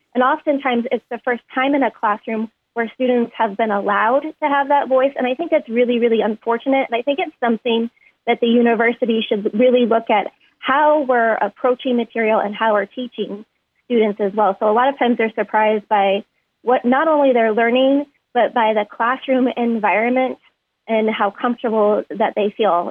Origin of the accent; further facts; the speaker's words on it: New York, United States; I grew up primarily actually in New York State